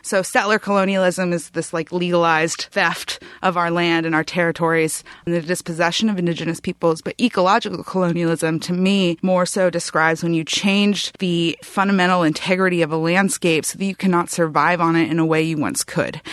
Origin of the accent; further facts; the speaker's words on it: Humboldt County, California, United States; I was from Humboldt County